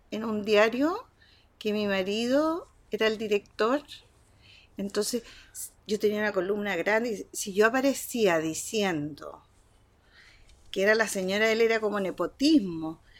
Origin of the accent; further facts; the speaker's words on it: Spain; moved away as an adult; now in Chile; primero yo soy española, aunque ya estoy chileniza totalmente.